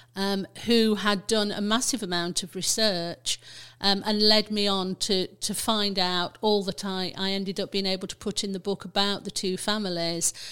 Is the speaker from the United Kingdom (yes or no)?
yes; Burton upon Trent, West Midlands, United Kingdom; I grew up in Burton, um, and then my career took me all around the country. Um, but I finished up back in Burton in the nineteen nineties.